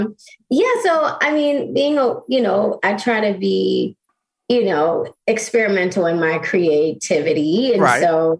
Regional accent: Baltimore, Maryland, United States; now in California, United States; Okay, I'm from Baltimore, born and raised.

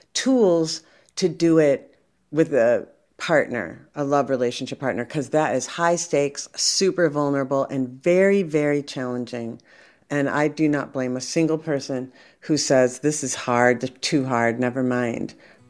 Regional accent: France; English is a second language; I come from France, you know, the avoidant comes from England. In France, you know, we like to talk about the relationship all day.

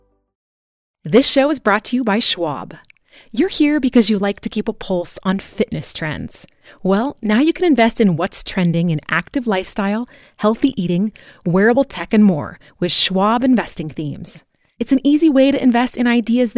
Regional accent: Eugene, Oregon, United States; my hometown, Eugene, Oregon

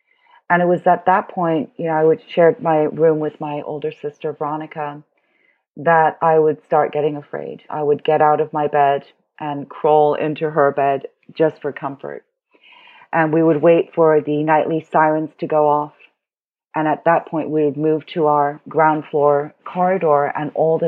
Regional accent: Beirut, Beirut Governorate, Lebanon; also born or lived in Hong Kong; So I was born in Hong Kong. My parents are German and Chinese. And when I was 8, we moved to Beirut because my stepfather was Lebanese and, you know, he wanted to go back to his home country.

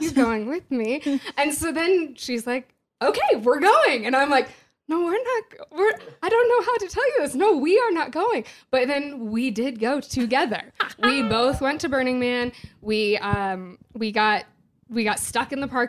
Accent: San Francisco, California, United States; I'm from California, from Northern California, from San Francisco.

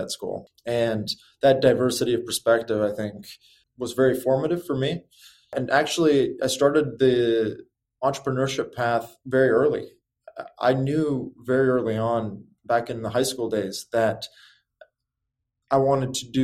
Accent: Chicago, Illinois, United States; moved away as an adult; also born or lived in California; growing up in Chicago was wonderful

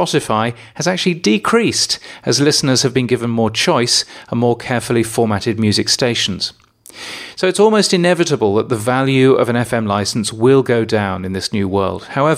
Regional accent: Brisbane, Queensland, Australia; Or in my hometown of Brisbane, we really don't want the DAB from Brisbane coming into our market

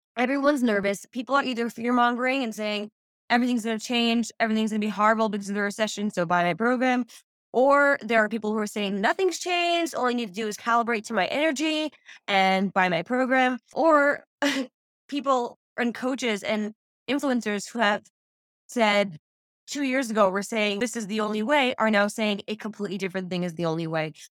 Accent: New York, United States; now in Israel; I'm originally from New York, but I live in Israel now

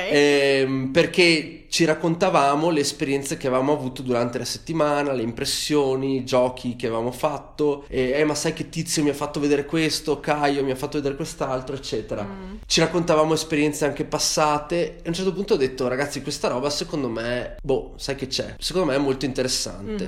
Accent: Vicenza, Veneto, Italy; siamo di Vicenza, abitiamo tutti più o meno nella stessa, nella stessa città

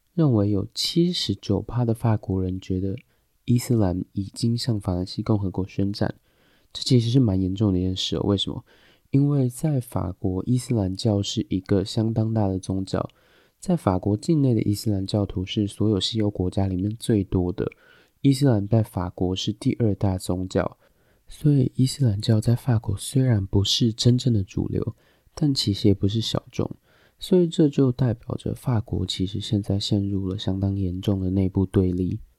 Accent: Taiwan; 我们台湾人

